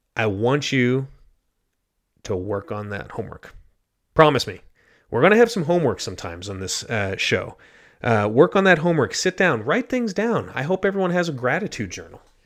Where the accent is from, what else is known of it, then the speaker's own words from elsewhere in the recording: United States; moved away as an adult; also born or lived in Ghana; live my life as a, as an American in Ghana.